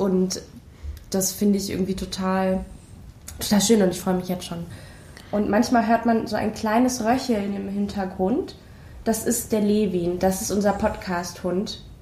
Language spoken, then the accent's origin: German; Berlin, Germany; ich komme aus Berlin